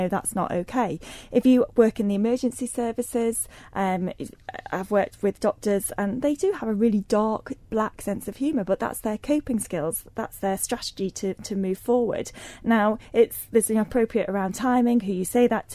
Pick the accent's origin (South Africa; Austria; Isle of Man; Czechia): Isle of Man; moved away as an adult; also born or lived in Liverpool, England; I grew up in the Isle of Man